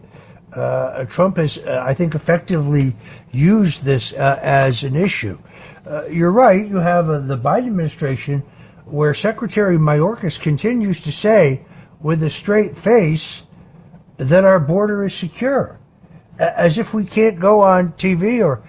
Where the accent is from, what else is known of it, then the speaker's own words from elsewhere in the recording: Norwalk, Connecticut, United States; I was born in the Norwalk Hospital. I grew up in Norwalk.